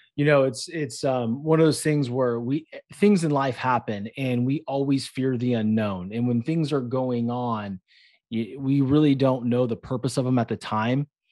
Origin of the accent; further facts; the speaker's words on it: Concord, California, United States; moved away; I grew up in a place called Concord